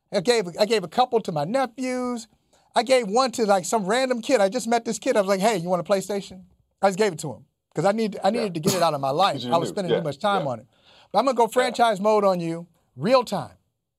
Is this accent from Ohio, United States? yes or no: yes; Akron, Ohio, United States; growing up in Northeast Ohio, grew up in Akron, Ohio, shout out Moeller Avenue, West Side. All right, so I grew up there